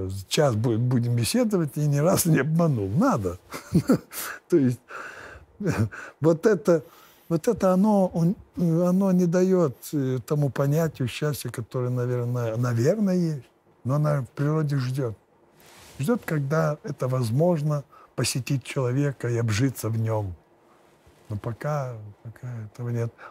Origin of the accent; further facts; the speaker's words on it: Lithuania; я же я ж литовец.